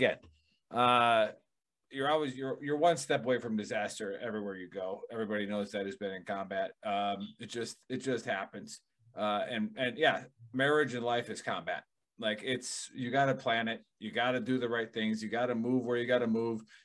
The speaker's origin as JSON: {"language": "English", "region": "Wisconsin", "country": "United States", "accent": "Wisconsin", "said": "My Wisconsin accent"}